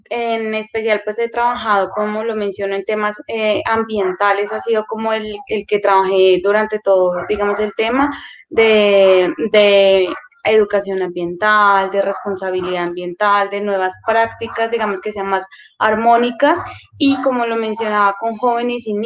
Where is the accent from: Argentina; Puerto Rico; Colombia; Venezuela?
Colombia; Putumayo; also born or lived in Caldas; now in Bogotá, Colombia; soy originaria del departamento del Putumayo. Eh, también hago parte de la comunidad indígena Kamsa Villa del Putumayo.